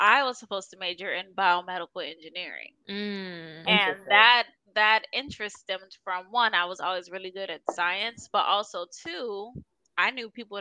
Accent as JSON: {"language": "English", "town": "Miami", "region": "Florida", "country": "United States", "tie": "born or raised there", "moved": "yes", "said": "who are in Miami or in my hometown"}